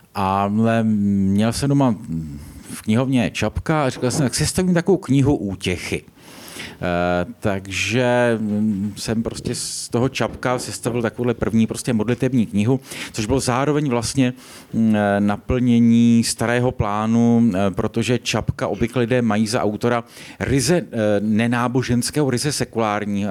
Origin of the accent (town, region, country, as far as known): Czechia